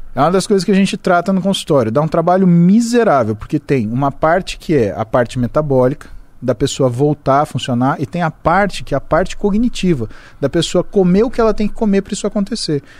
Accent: Brazil; sou brasileiro

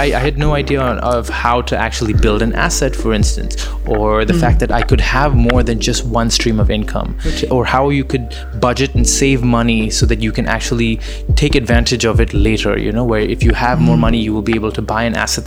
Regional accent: Dubai, United Arab Emirates; moved away as an adult; also born or lived in United Kingdom; now in Los Angeles, United States; I grew up in Dubai

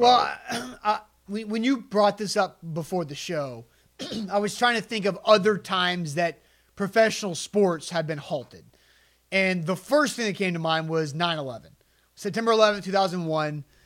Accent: Tennessee, United States; the Tennessee Titans in my hometown

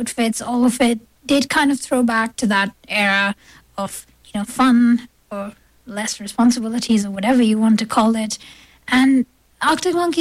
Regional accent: India; now in Toronto, Canada; I grew up in India

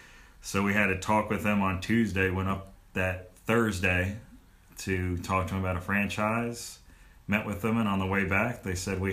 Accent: North Carolina, United States; also born or lived in New York; I grew up in New York and moved down here in about fourth grade and did all the school stuff around here and went to Winthrop for my undergrad, went to West Virginia for my master's.

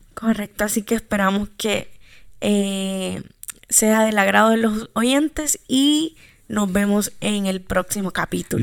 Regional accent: Santa Ana, El Salvador; soy de Santa Ana, allá nací

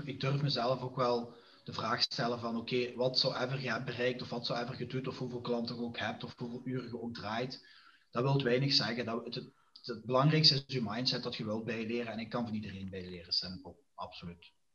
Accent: Diepenbeek, Flanders, Belgium; now in Genk, Belgium; ben afkomstig van Diepenbeek en woonachtig in Genk nu.

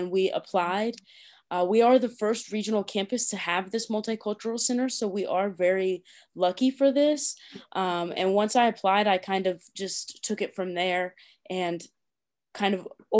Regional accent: Tipton, Indiana, United States; also born or lived in London; I am from Tipton, Indiana, and I went to Tipton Elementary School, finished high school at Tri-Central.

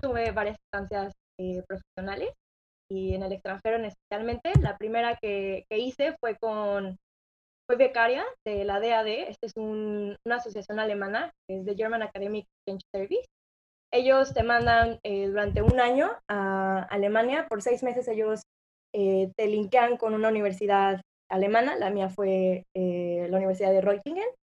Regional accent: San Luis Potosí, Mexico; moved away as an adult; also born or lived in Querétaro / Monterrey; yo soy originaria de San Luis Potosí.

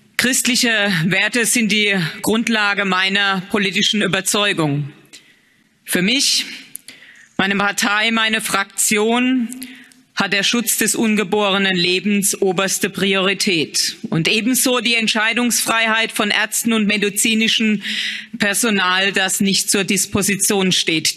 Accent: Germany; In meinem Heimatland Deutschland

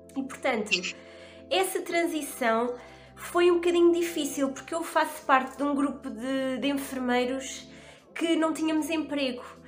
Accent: Bombarral, Leiria District, Portugal; also born or lived in Lisbon; sou da zona do Bom Barral, um, mais especificamente de uma aldeia chamada Gambelas, do Conselho do Bom Barral. Fiz a minha fiz a escola toda na, no Bom Barral

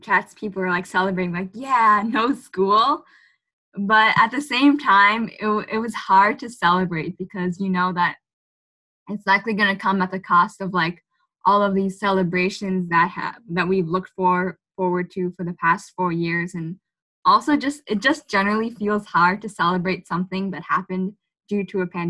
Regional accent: Malden, Massachusetts, United States; I'm from Malden. I just graduated from Malden High this year

